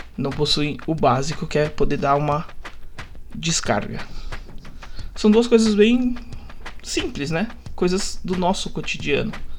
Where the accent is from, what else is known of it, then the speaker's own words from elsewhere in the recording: São Paulo, Brazil; Estudei a minha vida toda numa das escolas mais caras da zona leste de São Paulo